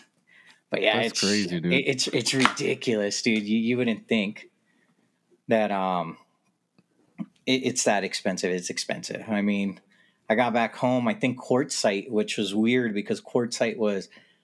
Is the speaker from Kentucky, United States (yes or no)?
no; California, United States; You know, I came from California. I don't think I have a 100% California mentality.